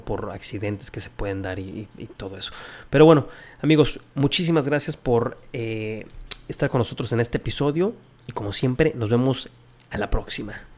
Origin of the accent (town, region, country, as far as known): Mexico